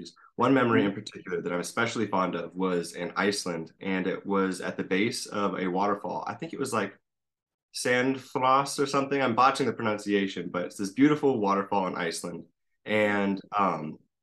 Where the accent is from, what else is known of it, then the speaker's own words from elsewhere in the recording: Cornville, Arizona, United States; from the Verde Valley, so Arizona, kind of near Sedona, Cornville. Grew up around here